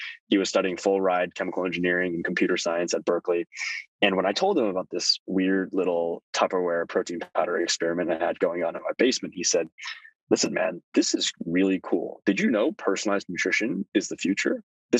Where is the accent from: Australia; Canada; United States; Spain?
Canada; Toronto, Ontario; born there; which is why we ended up in Canada. There's a much more lenient visa policy in Canada. And that's why I was born in Toronto.